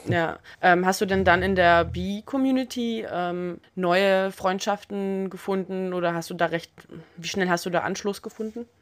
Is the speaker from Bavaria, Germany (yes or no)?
no; Berlin, Germany; als Berlinerin